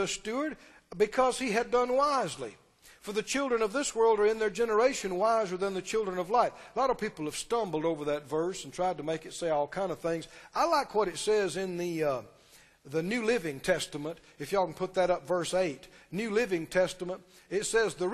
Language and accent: English; Mississippi, United States; moved away; we're from Mississippi.